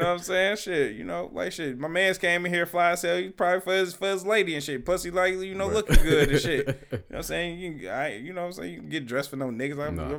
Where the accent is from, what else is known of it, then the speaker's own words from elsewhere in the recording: Detroit, Michigan, United States; I'm from the city. I'm from Detroit.